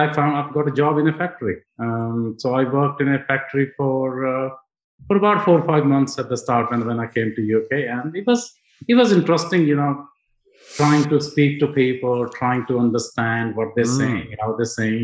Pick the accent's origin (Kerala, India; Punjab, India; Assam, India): Punjab, India; English is a second language; moved away as an adult; now in United Kingdom; I was born in India